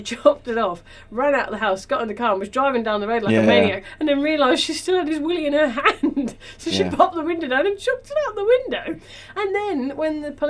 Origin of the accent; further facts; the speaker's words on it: England, United Kingdom; now in Auckland, New Zealand; we're three English comedians who live in Auckland